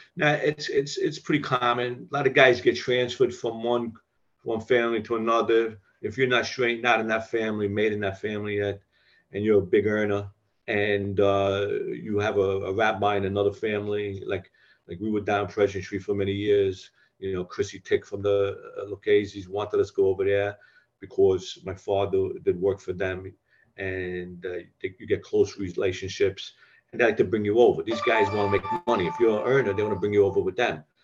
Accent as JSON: {"language": "English", "town": "New York City", "region": "New York", "country": "United States", "tie": "born or raised there", "said": "I was a neighborhood South Brooklyn boy. You know, I grew up in the Red Hook."}